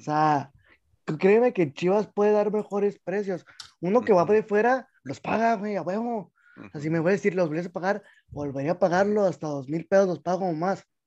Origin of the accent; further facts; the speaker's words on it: Mexico; uno como mexicano